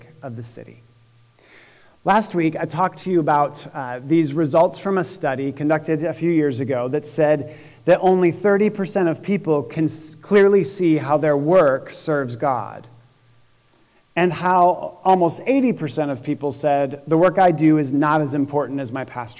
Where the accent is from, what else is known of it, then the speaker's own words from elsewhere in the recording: Syracuse, New York, United States; now in Indianapolis, United States; when I was little growing up in Syracuse, New York